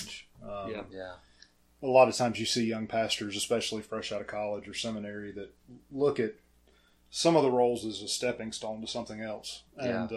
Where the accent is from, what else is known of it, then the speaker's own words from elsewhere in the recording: Pickens, South Carolina, United States; Born and raised in Pickens